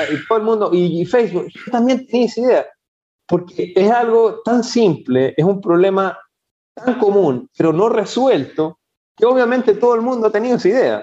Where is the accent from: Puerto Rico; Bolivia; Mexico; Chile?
Chile; moved away as an adult; also born or lived in Spain; now in Ecuador; yo soy de origen chileno, chileno, los últimos 20 años de mi vida ha sido una, una aventura. Salí de Chile con rumbo a, España